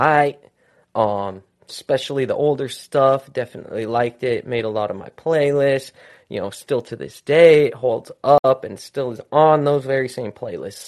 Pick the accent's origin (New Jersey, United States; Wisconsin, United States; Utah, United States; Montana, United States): Utah, United States; Salt Lake City; my hometown, which was a little small town in Utah called Salt Lake City.